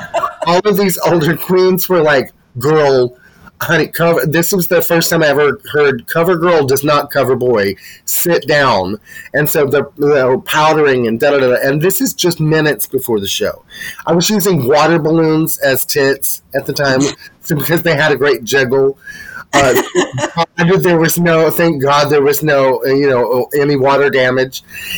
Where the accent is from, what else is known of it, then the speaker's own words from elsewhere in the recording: Asheville, North Carolina, United States; I'm from Asheville, North Carolina.